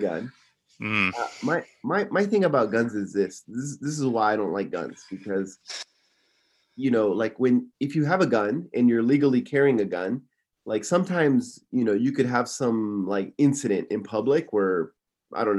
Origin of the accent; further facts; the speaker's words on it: Simi Valley, California, United States; moved away as an adult; now in Tokyo, Japan; Originally, I'm from Simi Valley, California